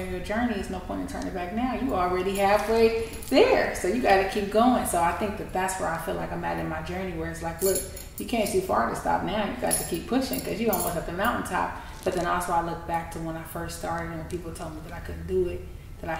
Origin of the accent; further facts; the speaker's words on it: San Francisco, California, United States; I'm from San Francisco. I'm from Hunters Point. And I grew up in a city where it's eat or be eaten